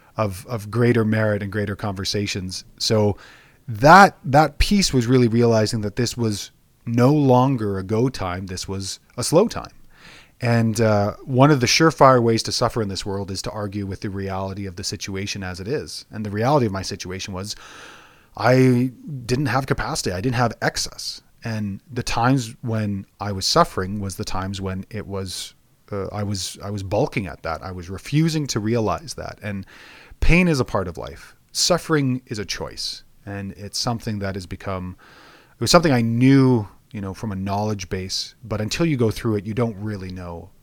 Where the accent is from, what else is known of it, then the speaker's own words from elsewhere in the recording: Alberta, Canada; I was born and raised in Alberta